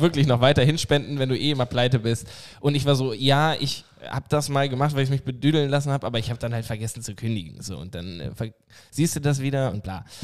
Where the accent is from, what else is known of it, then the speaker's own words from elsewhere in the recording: Oldenburg, Lower Saxony, Germany; Aus Oldenburg